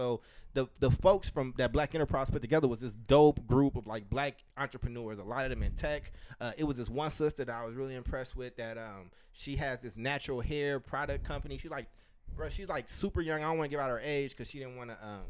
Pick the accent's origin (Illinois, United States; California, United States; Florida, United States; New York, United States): Illinois, United States; Chicago; born there; I was born in Chicago. So, like. You know, Chicagoans feel a certain type of way about their pizza.